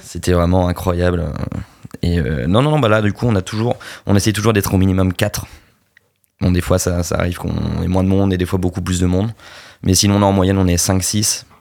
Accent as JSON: {"language": "French", "region": "Normandy", "country": "France", "said": "On est normand"}